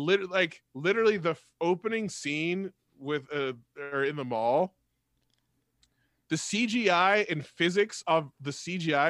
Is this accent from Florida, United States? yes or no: no; the Bay Area, California, United States; I'm from the Bay